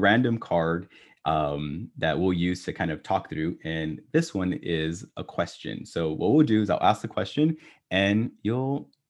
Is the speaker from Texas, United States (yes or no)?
yes; Texas, United States; Brisket barbecue. I'm Texan.